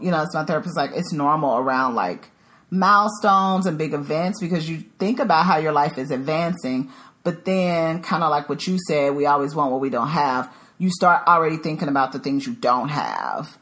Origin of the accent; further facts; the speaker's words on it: Dallas, Texas, United States; moved away as an adult; also born or lived in Chicago, Illinois; now in Dallas, United States; I'm originally from the Dallas Fort Worth area, but I have been gone for 10 years because I lived in Chicago for a little over a decade